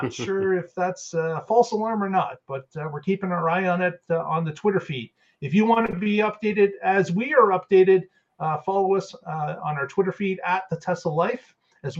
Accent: Canada; being a Canadian

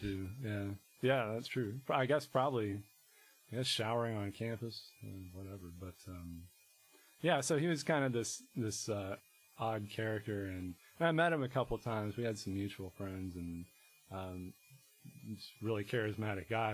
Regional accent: Harrisonburg, Virginia, United States; moved away as an adult; also born or lived in Boston; So I grew up in Harrisonburg, Virginia, in the Shenandoah Valley

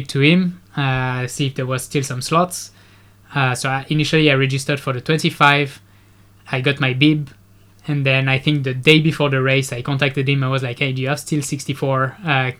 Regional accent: Nice, Provence-Alpes-Côte d'Azur, France; moved away as an adult; now in Singapore; I'm from France. I'm from the other side of France. I'm from Nice.

